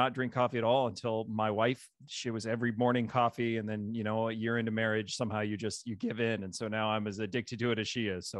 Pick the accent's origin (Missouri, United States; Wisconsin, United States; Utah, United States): Missouri, United States; Jefferson City; also born or lived in Marshfield; I'm originally from this area. I was born in Marshfield. My dad was a state trooper growing up, so we moved quite a bit, although it was always within the state of Missouri.